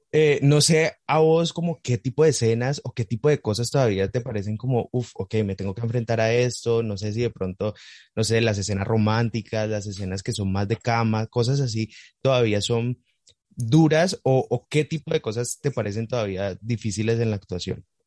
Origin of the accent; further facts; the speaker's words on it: Cali, Valle del Cauca, Colombia; yo soy de Cali, yo estoy aquí